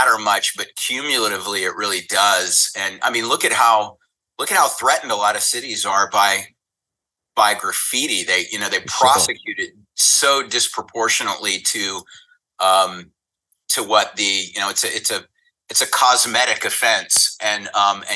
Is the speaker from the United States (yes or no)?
yes; the South, United States; now in Los Angeles, United States; I grew up in the South. It was pretty conservative.